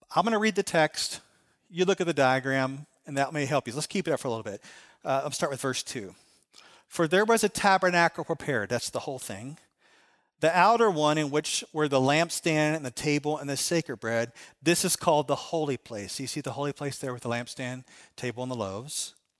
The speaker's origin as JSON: {"language": "English", "town": "Chicago", "region": "Illinois", "country": "United States", "said": "I'm from Chicago."}